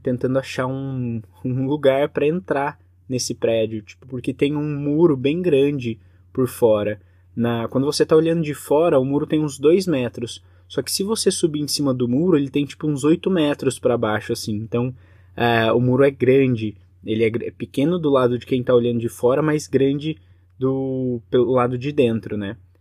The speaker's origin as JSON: {"language": "Portuguese", "country": "Brazil", "said": "sou do Brasil"}